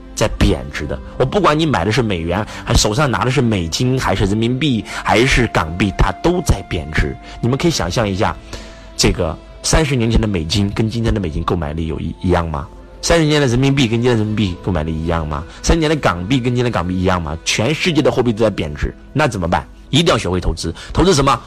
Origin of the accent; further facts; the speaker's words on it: China; 我们中国人真的过得很，很累，很辛苦。因为我们中国人没有理财观念，我觉得我们中国的理财观念应该落后西方，应该是三十年左右